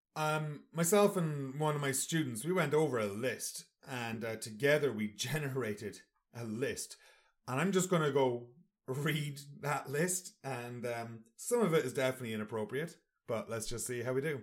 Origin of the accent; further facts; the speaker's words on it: Sligo, Connacht, Ireland; Sligo, that's my hometown